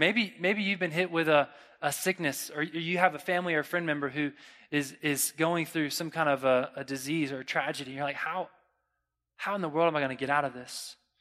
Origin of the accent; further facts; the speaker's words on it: Florida, United States; I'm from Florida